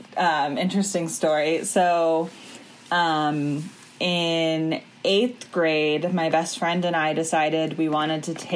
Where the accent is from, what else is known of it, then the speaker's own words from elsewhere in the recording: Washington, District of Columbia, United States; moved away as an adult; also born or lived in North Carolina; now in Durham, United States; Okay, so my family is like 10 generations of North Carolina, and then my dad made the big break to the big city of Washington, D.C., and then what did his firstborn child do? Move right back.